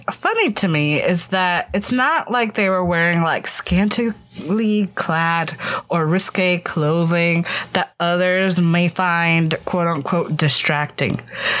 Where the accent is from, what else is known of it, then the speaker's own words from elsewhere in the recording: Florida, United States; moved away as an adult; I came from Florida